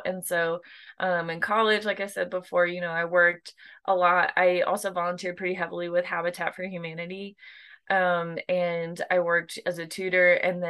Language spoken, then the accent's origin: English; Ohio, United States; now in Greensboro, United States; Currently, I am local to the Greensboro area. I am obviously a recruitment manager for Teach for America. I am originally from Ohio.